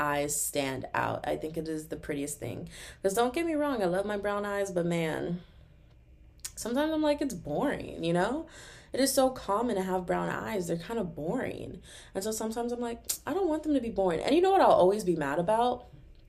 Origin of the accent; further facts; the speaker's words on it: Texas, United States; I'm from Texas